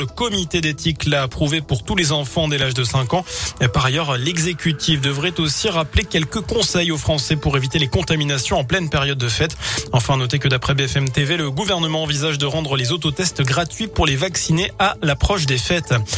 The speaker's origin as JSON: {"language": "French", "town": "Saint-Étienne", "region": "Auvergne-Rhône-Alpes", "country": "France", "said": "chez nous à Saint-Etienne"}